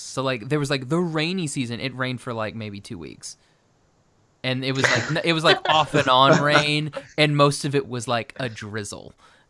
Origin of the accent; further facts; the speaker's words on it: Oklahoma, United States; moved away as an adult; now in Orange County, United States; I was from and I grew up in Oklahoma.